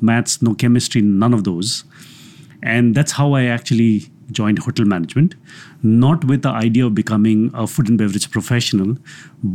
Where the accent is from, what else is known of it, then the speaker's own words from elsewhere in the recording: Darjeeling, West Bengal, India; moved away as an adult; now in Delhi, India; I am originally from Darjeeling, and I have been living here in Delhi since 26 years now